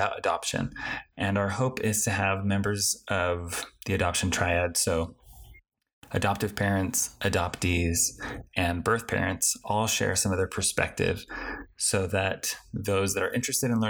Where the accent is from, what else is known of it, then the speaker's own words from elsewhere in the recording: Colorado, United States; moved away as an adult; now in Utah, United States; I am originally from Colorado.